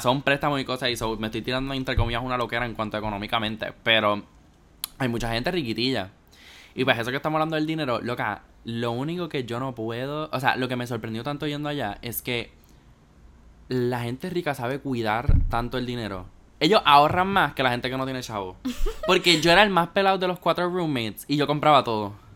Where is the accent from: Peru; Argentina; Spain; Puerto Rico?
Puerto Rico; nosotros cogemos clases de inglés acá en Puerto Rico